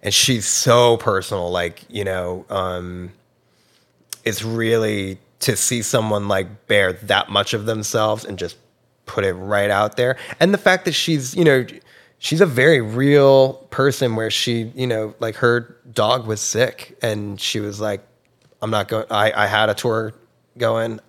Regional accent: New Jersey, United States; Red Bank, um, which is a town over from where I grew up in New Jersey

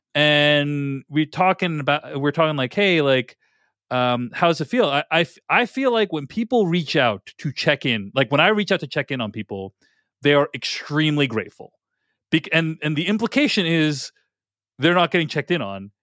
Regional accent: Boston, Massachusetts, United States; now in Seattle, United States; I grew up in Boston

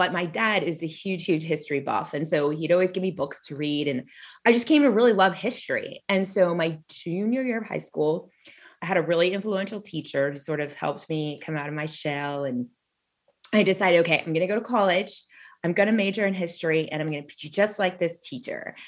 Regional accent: Southern California, United States; I grew up in Southern California

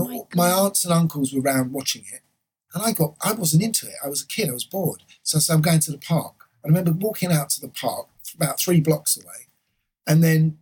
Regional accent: Islington, London, United Kingdom; Islington, Essex Road.

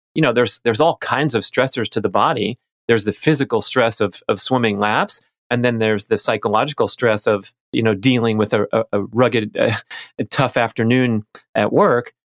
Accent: Los Angeles, California, United States; I was a little kid growing up in Los Angeles

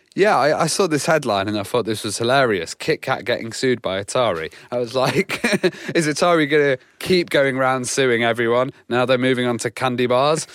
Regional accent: United Kingdom; as a British uh, guy

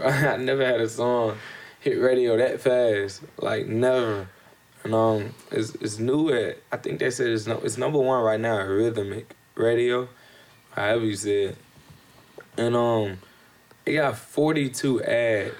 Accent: Memphis, Tennessee, United States; growing up in Memphis

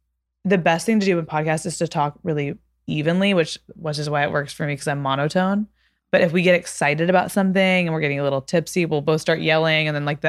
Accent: Texas, United States; No one ever knows I'm from Texas until I start being like, it's kind of like

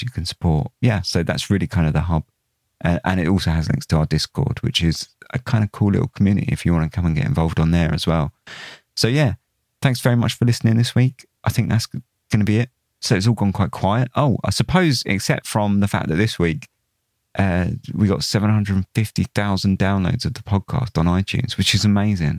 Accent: England, United Kingdom; being English

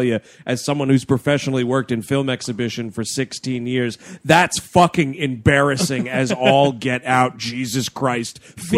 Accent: New York City, New York, United States; We're from New York City.

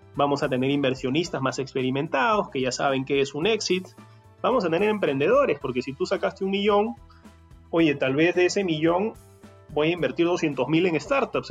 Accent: Peru; en Perú somos

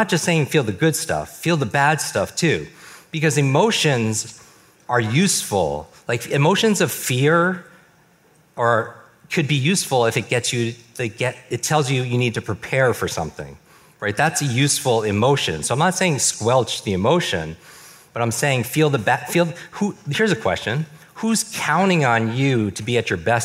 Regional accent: New York, United States; I grew up in the Northeast, in New York.

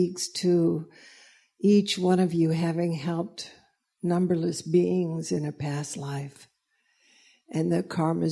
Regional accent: the South, United States; moved away; I was raised in the South

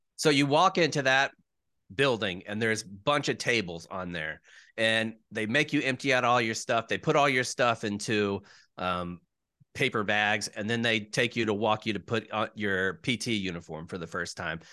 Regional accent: Jacksonville, Florida, United States; moved away as an adult; I was born in Jacksonville

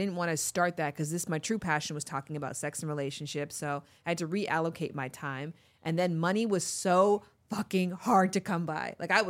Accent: Toronto, Ontario, Canada; Yeah, I'm from Toronto.

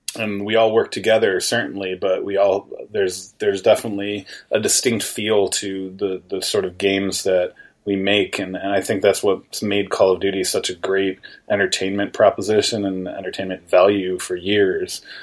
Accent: New York, United States; I'm native from New York State

